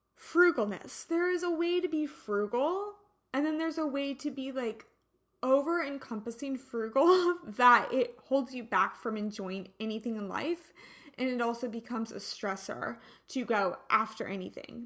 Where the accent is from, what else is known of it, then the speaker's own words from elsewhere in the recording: United States; now in Santa Barbara, United States; We're an American